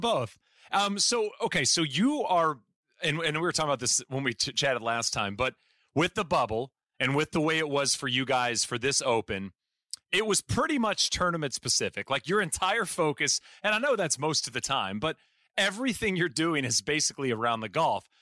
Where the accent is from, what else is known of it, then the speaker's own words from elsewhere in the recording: United States; as an American